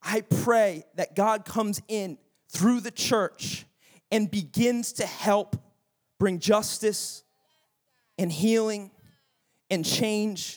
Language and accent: English; United States; being an American